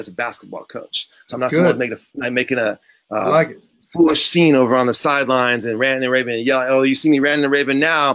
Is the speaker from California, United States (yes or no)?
yes; San Diego, California, United States; I was born and raised in San Diego